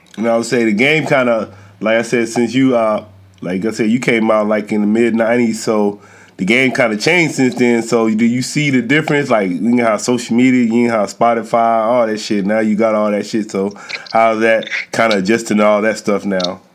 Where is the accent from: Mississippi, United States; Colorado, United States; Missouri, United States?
Mississippi, United States; Columbus; I grew up in Columbus, Mississippi, so that's like northeast Mississippi.